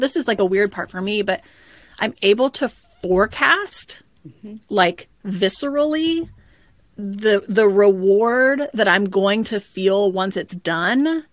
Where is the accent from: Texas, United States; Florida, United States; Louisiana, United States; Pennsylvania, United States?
Texas, United States; Dallas; I'm from Dallas, Texas, and we never get any snow